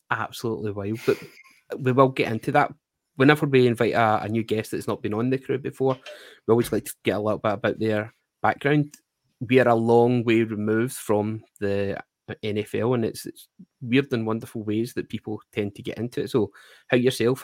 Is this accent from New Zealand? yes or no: no; Glasgow, Scotland, United Kingdom; we're from Glasgow, an industrial city with lots of hardworking people